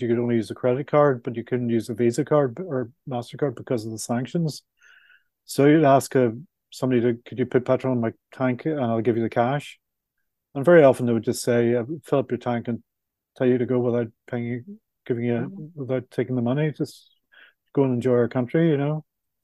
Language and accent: English; Belfast, Northern Ireland, United Kingdom; moved away; coming from Belfast is you can have an Irish passport as well as a British passport